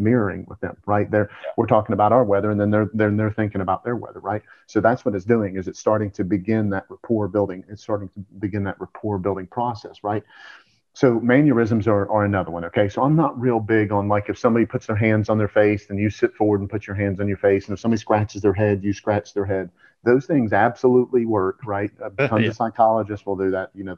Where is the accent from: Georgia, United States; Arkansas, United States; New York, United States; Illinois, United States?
Georgia, United States; I'm from Georgia